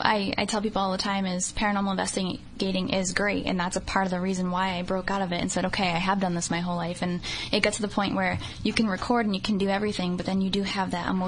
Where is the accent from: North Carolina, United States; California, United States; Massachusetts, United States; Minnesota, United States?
Massachusetts, United States; New Bedford; Growing up in New Bedford, you think about it. I was born in the 1980s